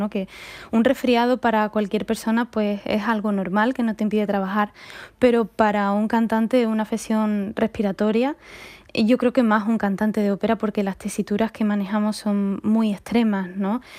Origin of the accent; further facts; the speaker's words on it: Seville, Andalusia, Spain; soy muy de Sevilla, mi familia es muy sevillana, con todas sus consecuencias.